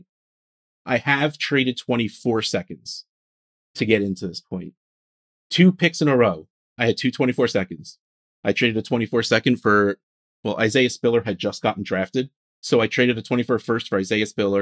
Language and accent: English; New Jersey, United States; I'm from New Jersey